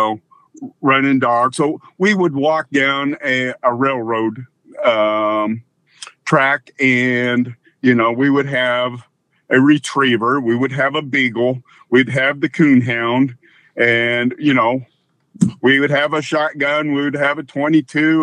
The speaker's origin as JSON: {"language": "English", "area": "near Waterloo", "region": "Iowa", "country": "United States", "tie": "born or raised there", "also_born_or_lived": "California", "said": "I grew up just outside of Waterloo, Iowa, about 20 minutes from Waterloo."}